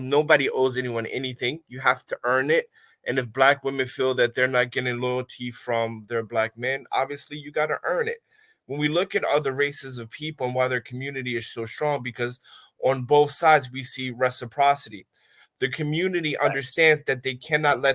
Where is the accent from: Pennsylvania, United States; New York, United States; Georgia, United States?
Pennsylvania, United States; Philadelphia; moved away as an adult; I'm from North Philadelphia, right? I've been out of the country for 16 years